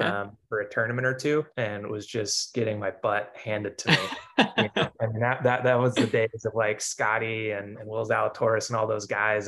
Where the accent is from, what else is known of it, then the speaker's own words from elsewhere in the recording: Pampa, Texas, United States; So I grew up in a small town in the Texas panhandle, called Pampa.